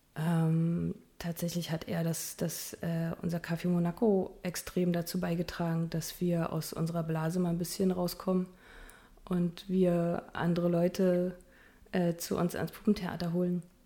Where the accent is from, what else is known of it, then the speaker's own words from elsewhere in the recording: Berlin, Germany; accent: Berlinisch; moved away as an adult; now in Magdeburg, Germany; ich bin Berlinerin